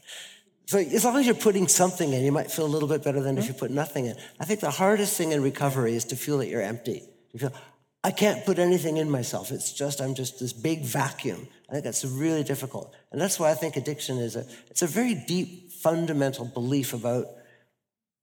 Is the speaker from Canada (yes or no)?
yes; Canada; now in Netherlands; I'm a Canadian living in the Netherlands who just arrived in England